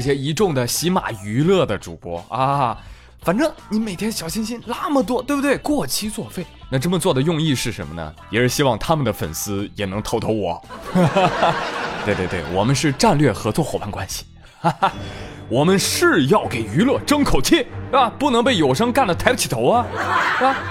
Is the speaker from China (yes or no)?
yes; northern China, China; 咱们北方的大澡堂子